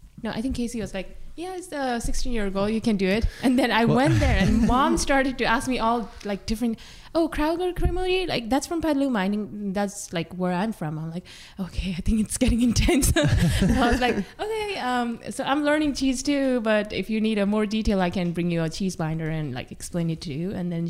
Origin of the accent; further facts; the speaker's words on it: Nepal; now in Sonoma, United States; actually from Nepal